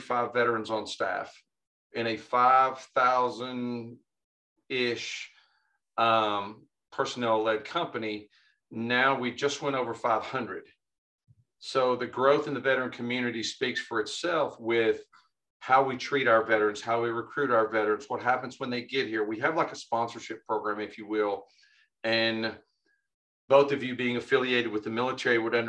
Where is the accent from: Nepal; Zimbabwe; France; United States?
United States; Dalton, Georgia; I grew up in Northwest Georgia, and it's a big carpet area. So the city I live in, Dalton, Georgia